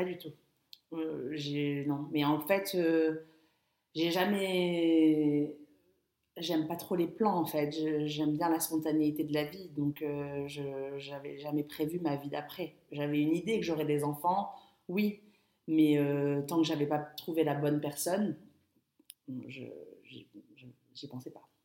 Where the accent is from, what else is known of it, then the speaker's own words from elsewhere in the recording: Biot, Provence-Alpes-Côte d'Azur, France; moved away as an adult; also born or lived in London; je suis arrivée à Biot, donc ma ville natale